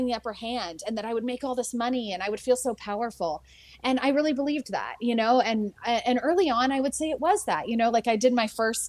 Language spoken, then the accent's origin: English; San Francisco, California, United States; I grew up in San Francisco